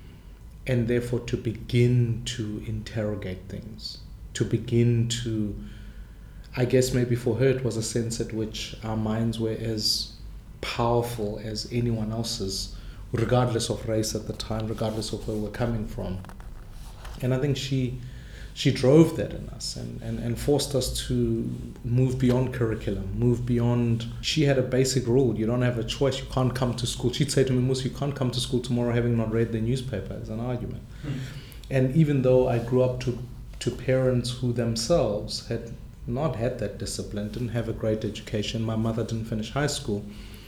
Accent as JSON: {"language": "English", "town": "Soweto", "region": "Gauteng", "country": "South Africa", "tie": "born or raised there", "second_language": "English", "said": "I grew up in Soweto, right at the height of apartheid"}